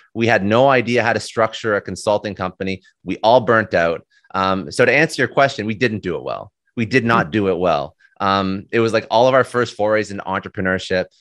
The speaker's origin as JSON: {"language": "English", "town": "Ottawa", "region": "Ontario", "country": "Canada", "tie": "born or raised there", "moved": "as an adult", "lives_now": "Toronto, Canada", "said": "I'm Canadian. Um, so I was born in Toronto, spent most of my life in Ottawa, then moved back to Toronto, and then, uh, that's, that's where I'm at right now."}